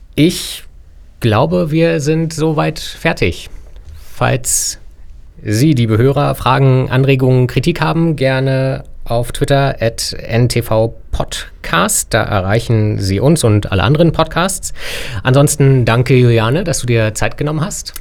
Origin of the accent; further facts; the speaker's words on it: Berlin, Germany; wir sind drei gebürtige Berliner